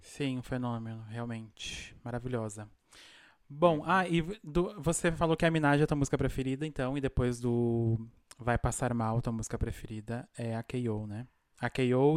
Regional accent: Brazil; now in Argentina; eu sou do interior do Brasil

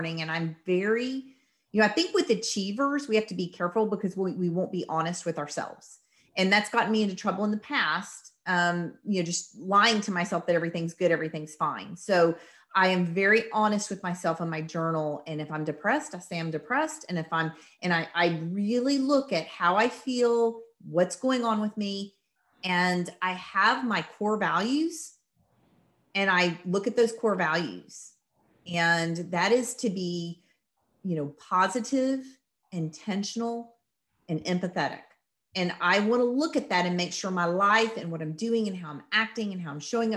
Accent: the South, United States; I'm from the South

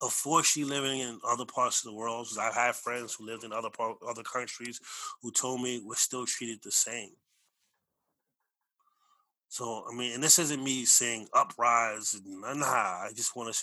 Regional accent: United States; both my parents are from Belize. I was born here

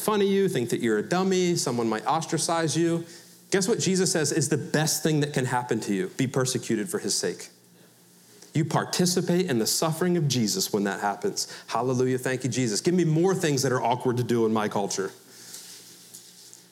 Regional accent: Philadelphia, Pennsylvania, United States; I'm from Philadelphia

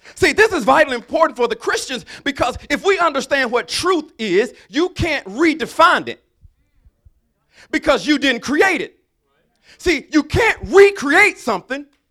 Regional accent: Alabama, United States; I'm from Alabama

